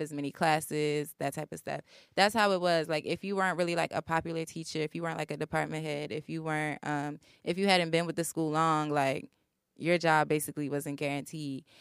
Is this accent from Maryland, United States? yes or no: yes; Baltimore, Maryland, United States; moved away as an adult; I'm from Baltimore